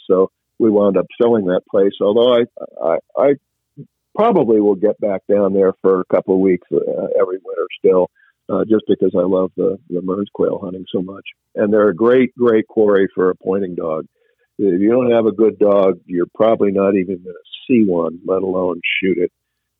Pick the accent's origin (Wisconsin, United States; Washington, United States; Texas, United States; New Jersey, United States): Washington, United States; I enjoy hunting chukar, which I did a lot of when I was growing up in Washington.